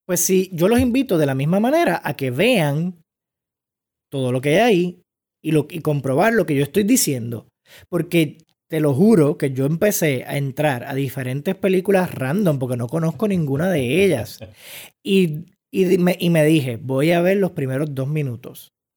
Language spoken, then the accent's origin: Spanish; Puerto Rico; como puertorriqueños